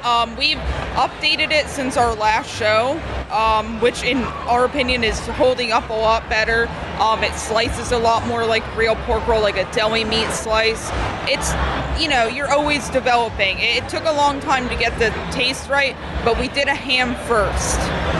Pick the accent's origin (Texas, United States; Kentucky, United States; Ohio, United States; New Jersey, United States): New Jersey, United States; Hamilton area; we're from South Jersey, closer to Atlantic City, Hamilton area.